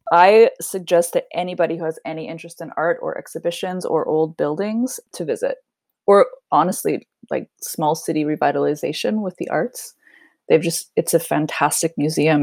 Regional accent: Nevada, Missouri, United States; moved away as an adult; also born or lived in Indianapolis, Indiana / Bloomington, Indiana; now in Sweden; we moved to a really small town in southern Missouri called Nevada, spelled like Nevada, pronounced Nevada, and that's where I grew up. So I, I was there all the way through high school

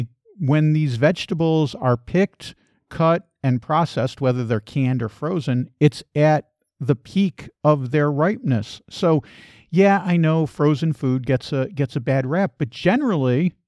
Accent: Chicago, Illinois, United States; I actually grew up in Chicago

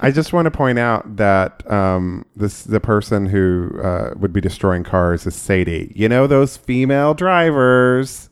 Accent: Oklahoma, United States; growing up in Oklahoma

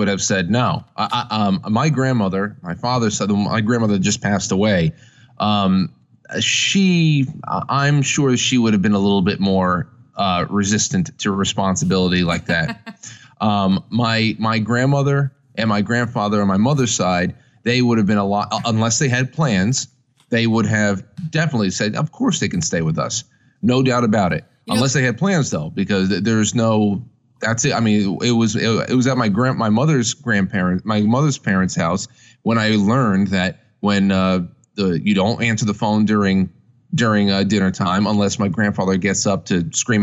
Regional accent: United States; I'm an American through and through

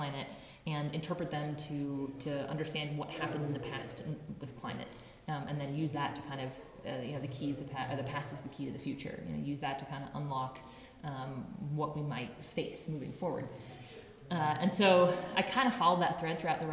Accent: Tucson, Arizona, United States; I did apply here to the University of Arizona, back in my hometown

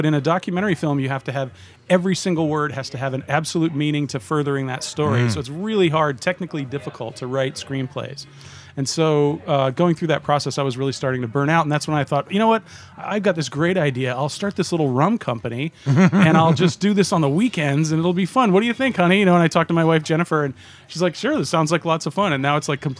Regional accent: Mystic, Connecticut, United States; born or raised there; moved away

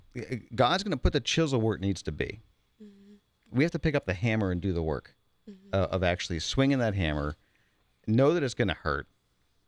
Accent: Pittsburgh, Pennsylvania, United States; moved away; Pittsburgh. Okay. If you want to get back to my original roots.

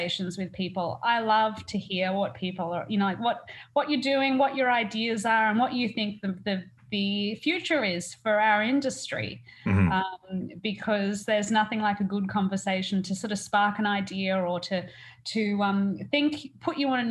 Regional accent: Burringbar, New South Wales, Australia; moved away as an adult; now in Vancouver, Canada; I'm an Australian. I come from just south of the Gold Coast, a little tiny town called Burringbar

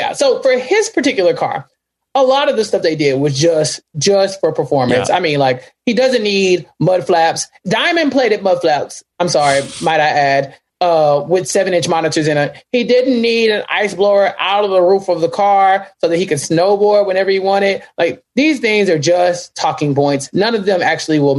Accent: Central Texas, United States; I am from Central Texas

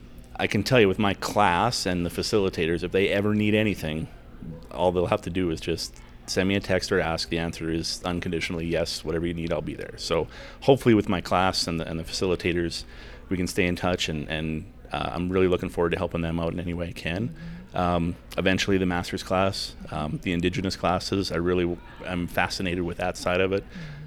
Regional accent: Billings, Montana, United States; So even though I'm from Billings, I learned a lot about Billings when I was there with you guys.

